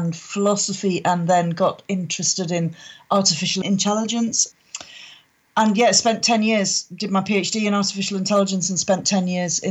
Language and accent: English; Northumberland, North East England, United Kingdom; moved away as an adult; now in Scotland; I was brought up in Northumberland